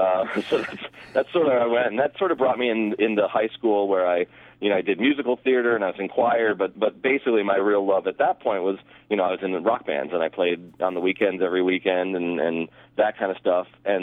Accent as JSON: {"language": "English", "town": "Boston", "region": "Massachusetts", "country": "United States", "tie": "born there", "said": "because I spent every summer in Boston. I was born in Boston, and that was when John Williams was the conductor of the Boston Pops."}